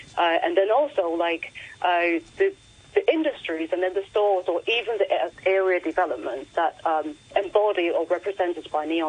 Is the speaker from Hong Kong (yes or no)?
yes; Hong Kong; moved away as an adult; I grew up in the 90s and 80s in Hong Kong. The streets were full of neon. And to me, it was like a sign of home, you know. And then eventually I moved away from Hong Kong